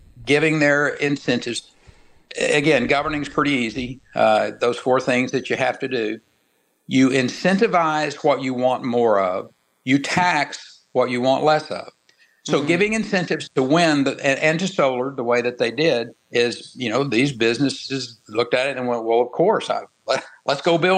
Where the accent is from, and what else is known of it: Texas, United States; born or raised there